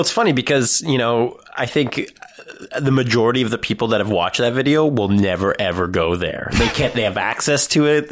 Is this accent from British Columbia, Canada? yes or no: no; Thornhill, Ontario, Canada; I actually grew up there. I'm from Thornhill.